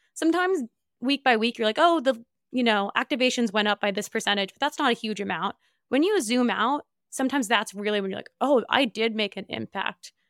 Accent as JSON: {"language": "English", "region": "New Jersey", "country": "United States", "tie": "born or raised there", "said": "I grew up in Northeast"}